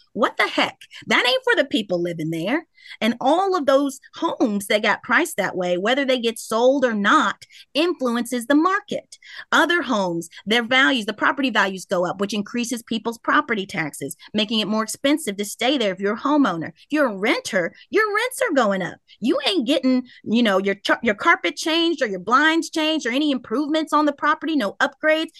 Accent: Louisville, Kentucky, United States; I grew up in Smoke Town

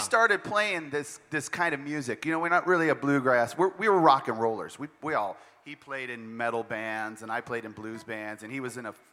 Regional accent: Montana, United States; moved away; I'm from Montana

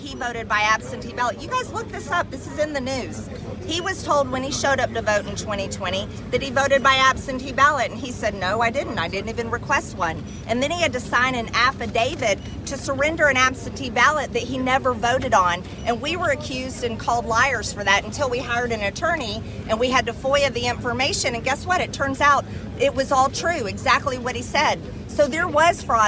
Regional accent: Georgia, United States; I was born and raised in the state of Georgia, and I'm here as a Georgian

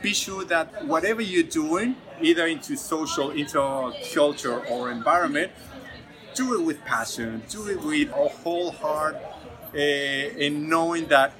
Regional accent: Ecuador; moved away; I am the founder of Yakulating Goods, a social enterprise that brings this beautiful dark organic chocolate from my home country, Ecuador, and then we retail this beautiful chocolate here in Australia.

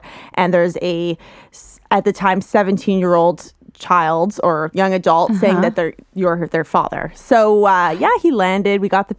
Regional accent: Quebec, Canada; moved away as an adult; also born or lived in Toronto; I was born in Toronto, but I was actually raised in Quebec. So kind of where I'm from.

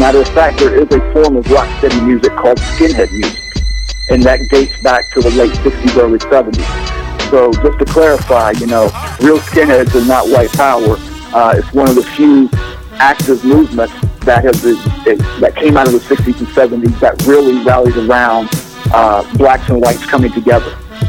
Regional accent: the South, United States; growing up in the South, especially in the early 80s, mid 80s

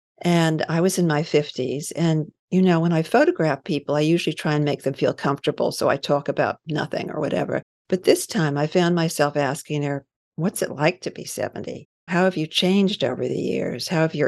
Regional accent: New York, United States; I grew up in New York, and I went to school in New York. I went away to boarding school and then college.

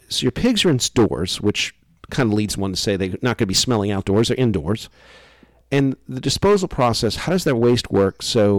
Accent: Louisiana, United States; I'm from Louisiana.

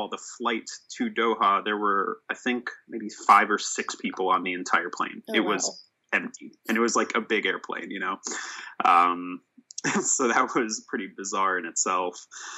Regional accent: Sweden; born there; I was born in Sweden for a background there.

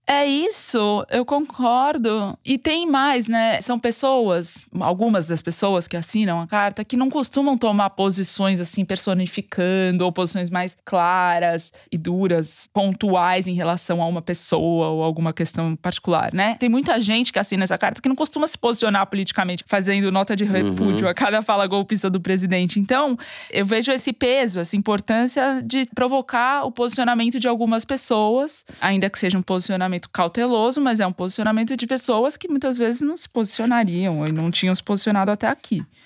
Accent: São Paulo, Brazil; accent: paulistano; carregar meu sotaque paulistano.

